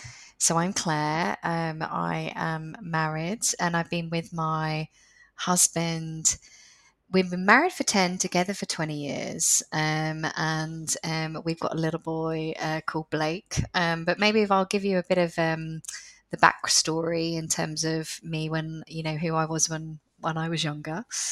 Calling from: London, United Kingdom; I am recording from a very sunny London.

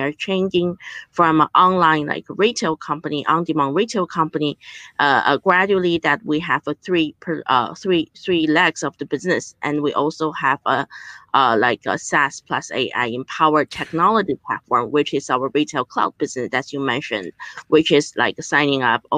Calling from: Beijing, China; I'm joining you from Beijing, so it's midnight here

